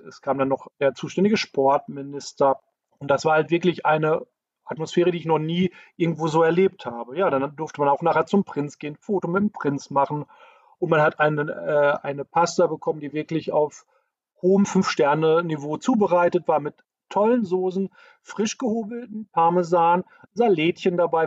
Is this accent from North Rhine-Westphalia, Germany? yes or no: yes; the area around Dortmund, North Rhine-Westphalia, Germany; ich komme ja hier aus der Gegend